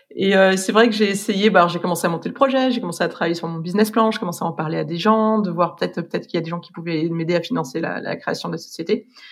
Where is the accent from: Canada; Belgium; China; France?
France; moved away as an adult; also born or lived in Dublin, Ireland; now in London, United Kingdom; en tant que Français